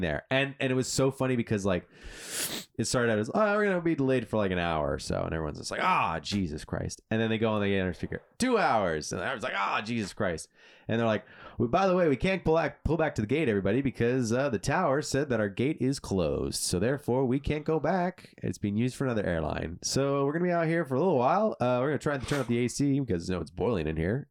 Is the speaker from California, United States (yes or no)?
yes; California, United States; I'm a Californian at heart